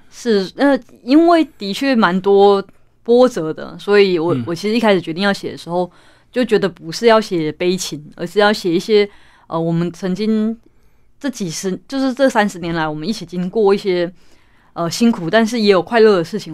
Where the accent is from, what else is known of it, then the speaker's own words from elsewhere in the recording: Taichung, Taiwan; 台中文学奖，也就是我们家乡的一个文学奖